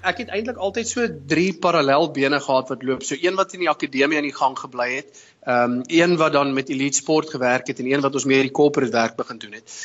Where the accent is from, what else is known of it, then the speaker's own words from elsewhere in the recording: Potchefstroom, North West, South Africa; moved away as an adult; also born or lived in Bloemfontein; now in London, United Kingdom; Ek is oorspronklik van Potchefstroom in Suid-Afrika en um, ek het uh, daar groot geword, skool gegaan Potch Gymnasium